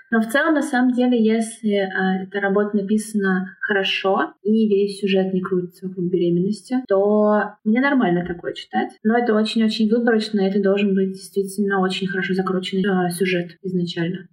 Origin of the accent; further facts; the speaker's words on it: Nizhny Novgorod, Nizhny Novgorod Oblast, Russia; moved away as an adult; now in Warsaw, Poland; я изначально из Нижнего Новгорода, но последние полгода проживаю в Варшаве